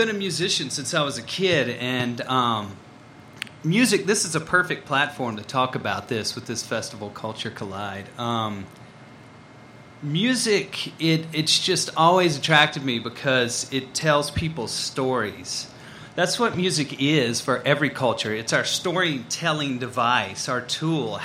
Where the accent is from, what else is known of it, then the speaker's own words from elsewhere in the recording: Mississippi, United States; I grew up in Mississippi